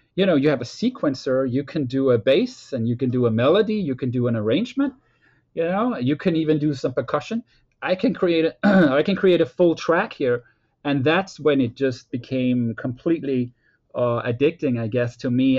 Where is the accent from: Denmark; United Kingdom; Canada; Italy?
Denmark; moved away as an adult; also born or lived in Copenhagen, Denmark / Boston, United States; me growing up in Denmark